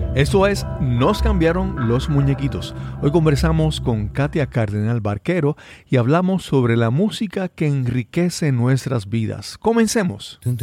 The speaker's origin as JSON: {"language": "Spanish", "country": "Puerto Rico"}